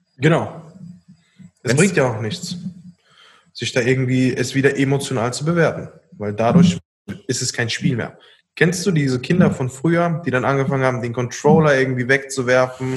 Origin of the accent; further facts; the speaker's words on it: Koblenz, Rhineland-Palatinate, Germany; Wir kommen hier aus Koblenz